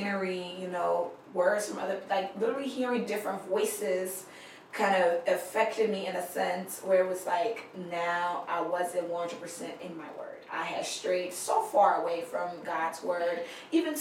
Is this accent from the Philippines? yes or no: no; Liberia; moved away; I grew up in Liberia